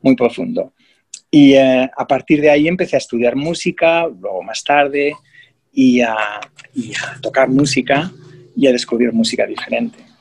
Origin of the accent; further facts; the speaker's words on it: Spain; moved away as an adult; also born or lived in England; now in Australia; Y me mudé de España.